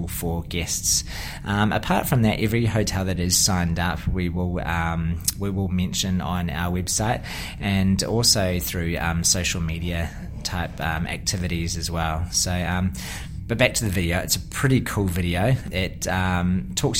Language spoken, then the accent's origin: English; New Zealand; accent: Kiwi; now in Australia; You can probably tell with my accent, I'm a bit of a Kiwi background